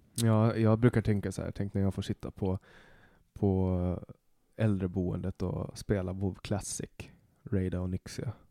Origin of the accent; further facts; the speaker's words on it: Åland, Åland Islands; accent: Åland Swedish; now in Stockholm, Sweden; och det gör jag ju, i och med att jag kommer från Åland